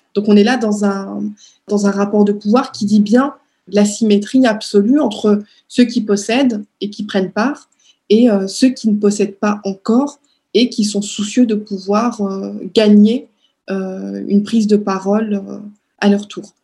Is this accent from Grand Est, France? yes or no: yes; Strasbourg, Grand Est, France; born or raised there; moved away as an adult; now in Paris, France